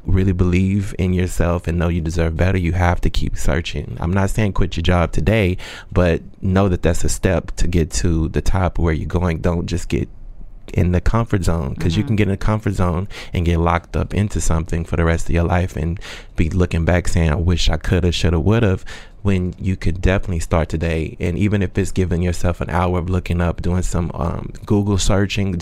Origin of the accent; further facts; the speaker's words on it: Texas, United States; moved away as an adult; now in New York, United States; I'm from Texas